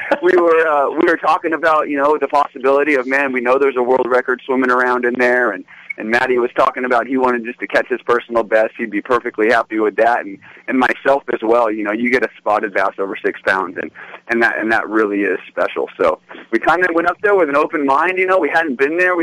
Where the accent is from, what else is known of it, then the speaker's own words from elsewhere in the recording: Southern California, United States; I grew up down in Southern California